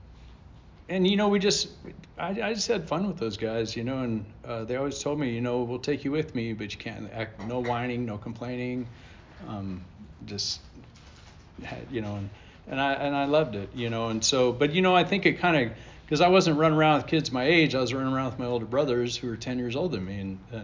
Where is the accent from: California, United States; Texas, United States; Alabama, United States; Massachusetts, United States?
California, United States; Huntington Park; moved away as an adult; also born or lived in Cincinnati, Ohio / Sarasota, Florida; now in Austin, United States; we grew up in East LA in a little town called Huntington Park